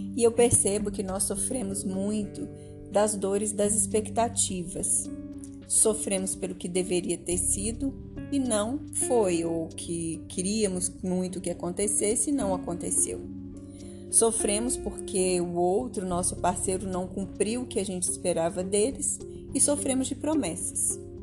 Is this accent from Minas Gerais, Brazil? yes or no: yes; Minas Gerais, Brazil; aqui em Minas, que é a minha história, que, é o, que eu conheço bem, que eu, onde eu cresci, né? Eu sou mineira